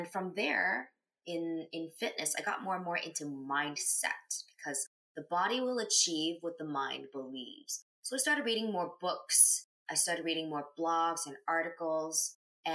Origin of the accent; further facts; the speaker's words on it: Canada; also born or lived in China; When I was 4 years old, I came to Canada from China, and I grew up here